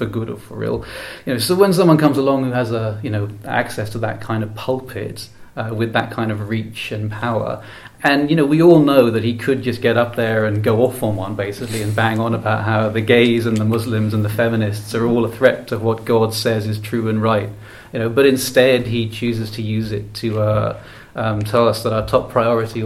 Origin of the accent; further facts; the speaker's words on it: Ireland; I come from Ireland, a country with no shortage, as you may have heard, of Catholicism in its history